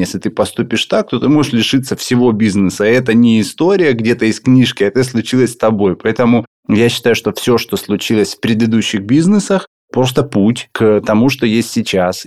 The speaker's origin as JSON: {"language": "Russian", "town": "Volgodonsk", "region": "Rostov Oblast", "country": "Russia", "tie": "born or raised there", "said": "я родился в городе Волгодонске"}